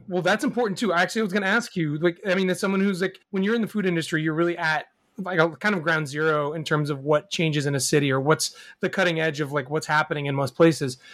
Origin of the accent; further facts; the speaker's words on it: New York City, New York, United States; as a New Yorker